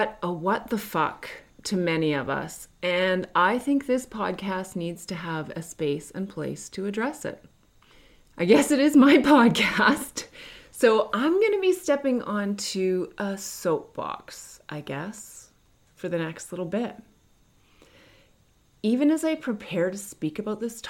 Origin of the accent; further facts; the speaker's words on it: Canada; I'm not American. I'm Canadian.